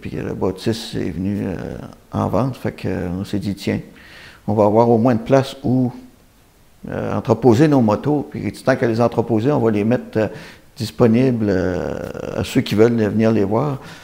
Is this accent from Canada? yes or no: yes; Saint-Jean-Port-Joli, Quebec, Canada; on est originaire de Saint-Jean-Port-Joli